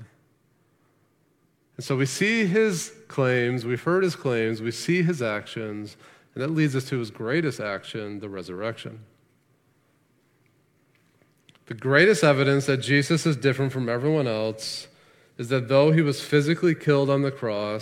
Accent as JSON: {"language": "English", "country": "United States", "said": "as Americans"}